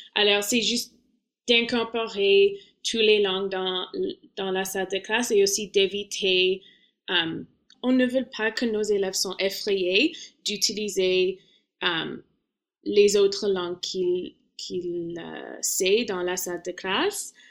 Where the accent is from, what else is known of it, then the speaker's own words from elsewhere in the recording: Toronto, Ontario, Canada; French is a second language; dans le programme d'immersion française euh, quand j'étais petit à Toronto